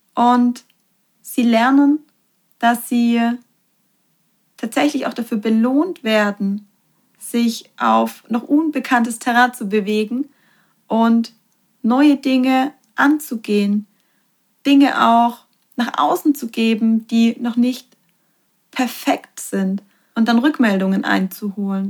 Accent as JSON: {"language": "German", "country": "Germany", "said": "bei uns in Deutschland"}